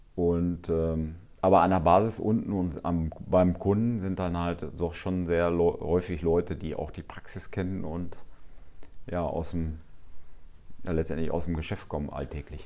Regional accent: Altenbeken, North Rhine-Westphalia, Germany; weil ich letztendlich auch hierher komme und auch letztendlich an, an Altenbeken, ja, äh, letztendlich ist meine Heimat

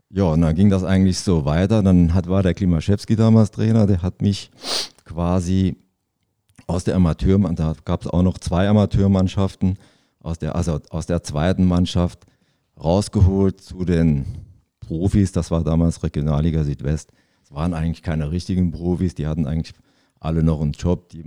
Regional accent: Zweibrücken, Rhineland-Palatinate, Germany; born there; der ist auch in Zweibrücken geboren wie ich, aber ich bin kein Pfälzer, ich bin eigentlich schon äh, Saarländer.

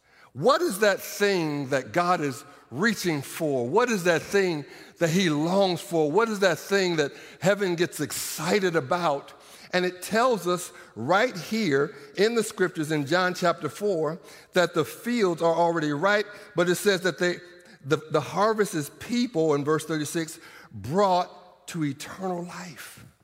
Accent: Norman, Oklahoma, United States; I'm from Norman, Oklahoma. Did y'all hear that? I'm from Sooner Country.

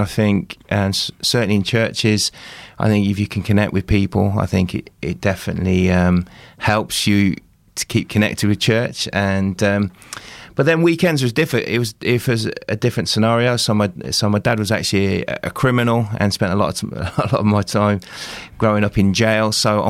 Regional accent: Midlands, United Kingdom; So I was brought up in the Midlands, my sort of dad left when I was about 3 years.

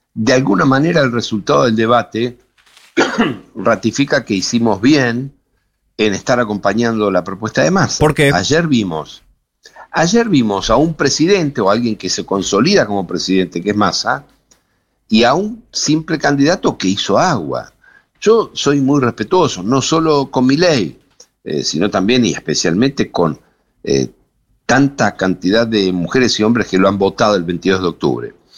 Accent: Buenos Aires Province, Argentina; Yo estoy en la provincia de Buenos Aires, soy bonaerense

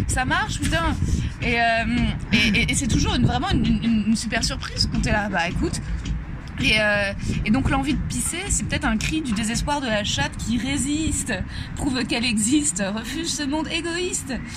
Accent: Paris, Île-de-France, France; je suis née à Paris, j'ai grandi à Paris, j'ai fait mon collège, mon lycée

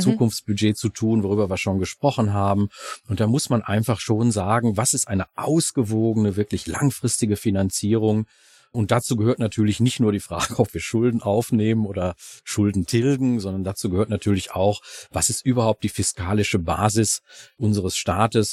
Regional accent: Ruhr area, North Rhine-Westphalia, Germany; bei uns im Ruhrgebiet

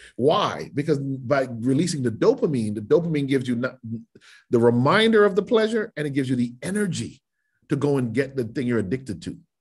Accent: United States; as an American who votes and loves my country

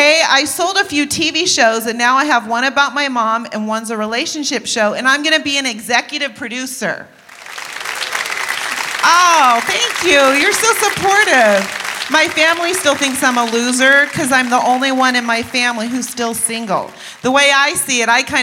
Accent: Washington, District of Columbia, United States; I was born in Washington, D.C.

